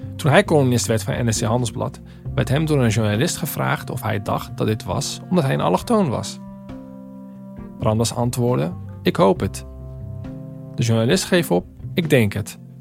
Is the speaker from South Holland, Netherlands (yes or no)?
yes; Rotterdam, South Holland, Netherlands; die snotneus uit een Rotterdamse achterstandsbuurt